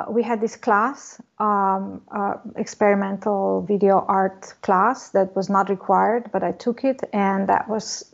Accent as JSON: {"language": "English", "country": "Slovenia", "also_born_or_lived": "Ljubljana, Slovenia", "moved": "as an adult", "lives_now": "Los Angeles, United States", "said": "I come from Slovenia, one part of former Yugoslavia."}